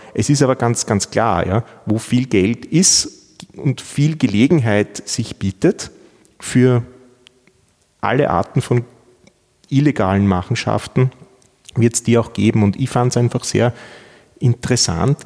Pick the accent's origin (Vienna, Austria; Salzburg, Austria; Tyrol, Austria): Vienna, Austria; moved away as an adult; now in Innsbruck, Austria; ich bin Wiener. Ich, ich komme aus Wien ähm, bin dort zur Schule gegangen